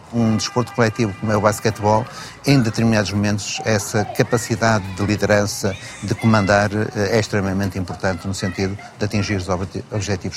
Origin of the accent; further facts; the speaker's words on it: Porto, Norte, Portugal; Vivi e cresci, eh, numa zona relativamente pobre da cidade de Porto, onde nasci